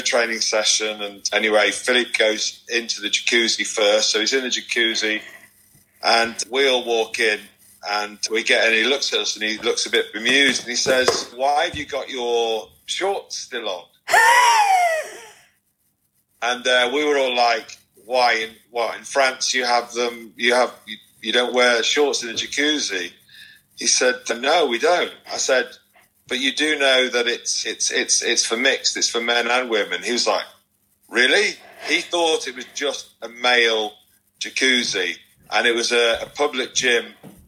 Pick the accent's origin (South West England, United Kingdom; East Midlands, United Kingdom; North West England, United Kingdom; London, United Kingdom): North West England, United Kingdom; Liverpool; also born or lived in Dublin, Ireland; I was born in Dublin in 1971, and my parents moved to Liverpool when I was four